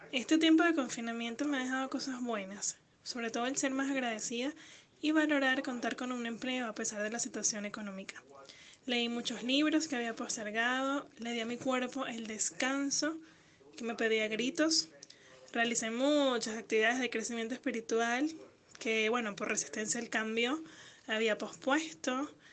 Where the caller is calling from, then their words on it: Argentina; desde Argentina.